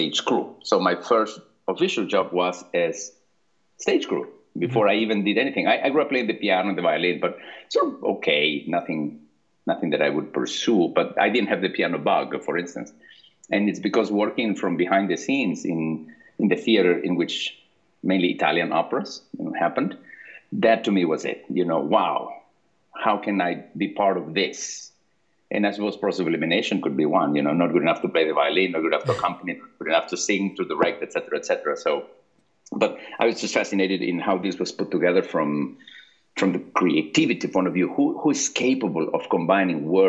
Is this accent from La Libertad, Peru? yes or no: no; Lima, Peru; moved away as an adult; I grew up in Lima, Peru, until I finished high school